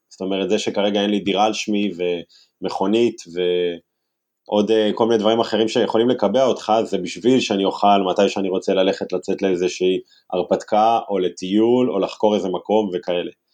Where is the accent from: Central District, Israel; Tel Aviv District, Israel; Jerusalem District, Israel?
Tel Aviv District, Israel; Herzliya; אני ילד מהרצליה